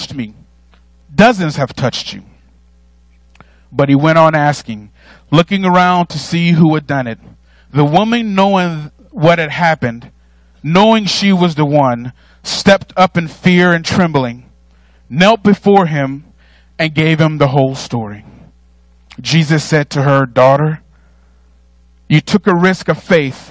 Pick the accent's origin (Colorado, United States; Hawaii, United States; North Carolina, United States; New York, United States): North Carolina, United States; I'm from North Carolina, but I was also raised as an only child